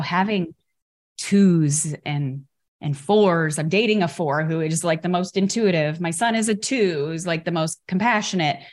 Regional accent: Chicago, Illinois, United States; I grew up in Chicago

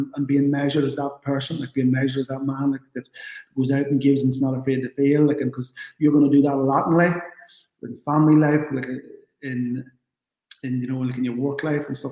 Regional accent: Ireland; the GAA is central to who we are as Irish people.

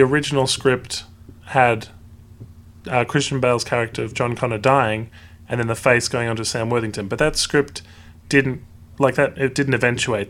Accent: Australia; I as well am Australian

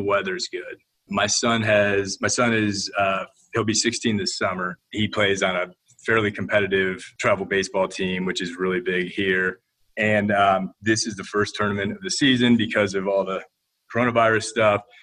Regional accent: Toledo, Ohio, United States; moved away as an adult; I am a fireman's kid from the mean streets of Toledo, Ohio

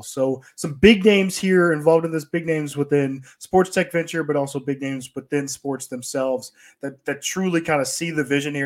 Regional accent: Atlanta, Georgia, United States; the Michael Vick experience that we obviously had growing up in Atlanta

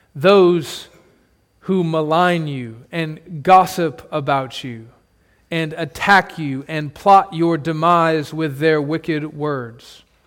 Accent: United States

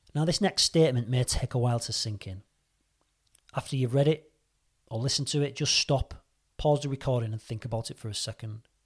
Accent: St Helens, North West England, United Kingdom; moved away as an adult; also born or lived in Reading, Berkshire; At the age of twenty-three, two thousand four, I moved from Saint Helens, Merseyside to Reading, Berkshire to pursue a career in the M O D police

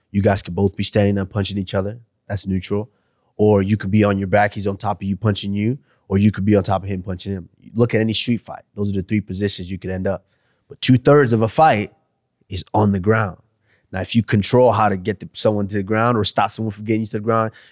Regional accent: Nigeria; Because I'm still Nigerian now. I still have a mom and dad which you know I'm, i have to be responsible for for someday.

